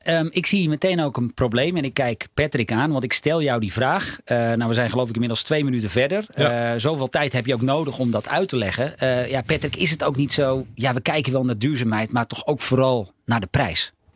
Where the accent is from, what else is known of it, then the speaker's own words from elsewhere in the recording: North Holland, Netherlands; Ik ben opgegroeid in Noord-Holland